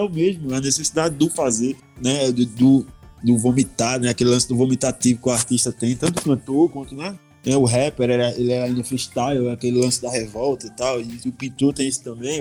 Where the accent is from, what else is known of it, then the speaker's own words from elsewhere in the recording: Recife, Pernambuco, Brazil; moved away as an adult; also born or lived in São Paulo / Porto Alegre; now in Belo Horizonte, Brazil; eu, que vim da, da, da periferia do Recife, nunca tive acesso até chegar aqui no Sudeste